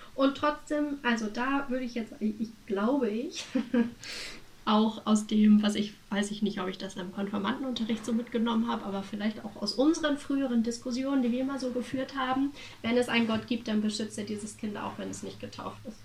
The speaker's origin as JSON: {"language": "German", "country": "Germany", "said": "wir als Deutsche"}